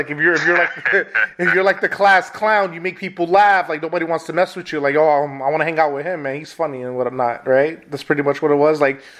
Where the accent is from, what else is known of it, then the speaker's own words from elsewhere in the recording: New York City, New York, United States; now in Midwest, United States; I'm originally from New York City, Spanish Harlem